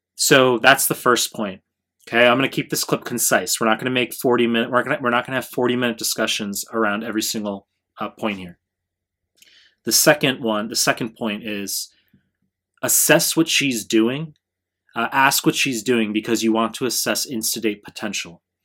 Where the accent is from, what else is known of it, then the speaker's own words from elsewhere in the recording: New York, United States; now in Japan; I'm from, I'm from New York 'cause I'm in Japan